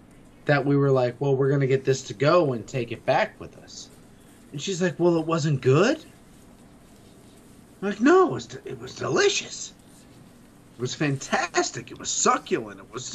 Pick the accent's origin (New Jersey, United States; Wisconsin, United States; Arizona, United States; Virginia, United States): Arizona, United States; also born or lived in New York; okay, well, I grew up in New York, raised in Arizona.